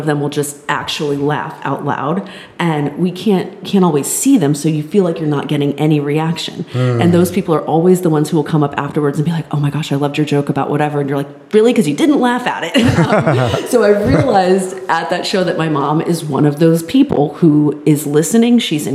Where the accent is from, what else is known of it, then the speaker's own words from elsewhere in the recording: Connecticut, United States; moved away; We're all originally from Connecticut